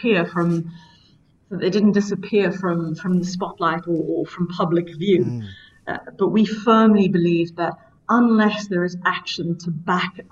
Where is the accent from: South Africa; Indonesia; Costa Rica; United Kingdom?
South Africa; as a South African